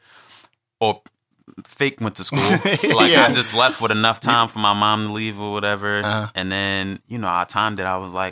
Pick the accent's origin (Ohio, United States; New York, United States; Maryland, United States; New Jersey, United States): New York, United States; I'm from West Harlem. I'm from the West Side.